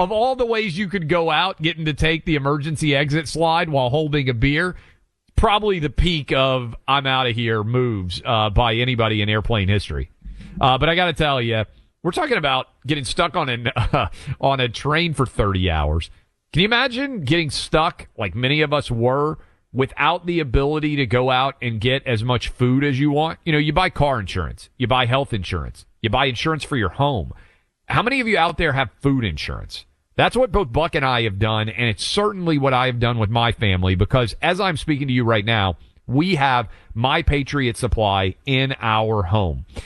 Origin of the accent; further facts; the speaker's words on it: Franklin, Tennessee, United States; not only Tennessee, this is my hometown